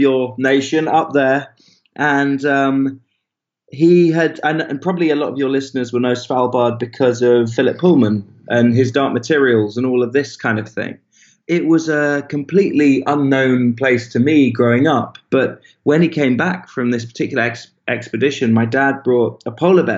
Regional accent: Bristol, South West England, United Kingdom; also born or lived in Swansea, Wales / Spetses, Greece; I was born in this place and then fairly rapidly we moved

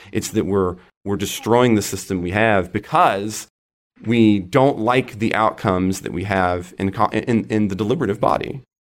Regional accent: Oklahoma, United States; out here in my home state of Oklahoma

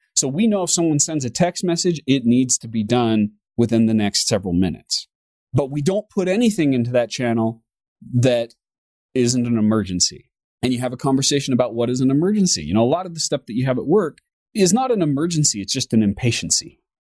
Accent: United States; me being an American

